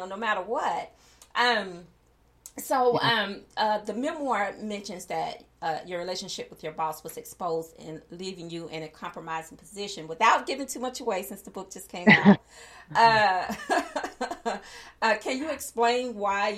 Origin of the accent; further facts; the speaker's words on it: the South, United States; growing up in the South and as a woman of color